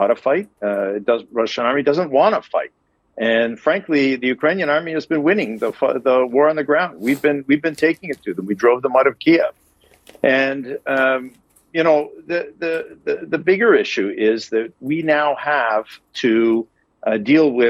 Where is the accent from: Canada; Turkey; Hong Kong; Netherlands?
Canada; as a Canadian and somebody who's raised in a NATO country